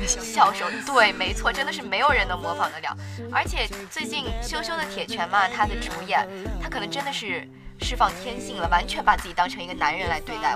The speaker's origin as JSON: {"language": "Chinese", "region": "northern China", "country": "China", "said": "我作为一个北方人"}